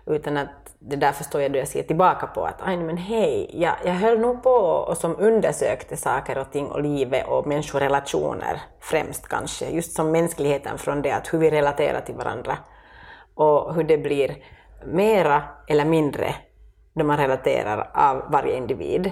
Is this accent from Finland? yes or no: yes; Finland; moved away as an adult; also born or lived in France; jag var som mer finsk och sen då vi flyttade tillbaka